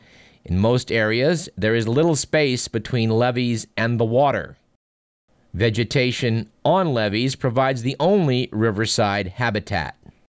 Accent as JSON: {"language": "English", "town": "Fremont", "region": "California", "country": "United States", "tie": "born or raised there", "said": "In my hometown, which is Fremont, California, about 100 miles from this radio station"}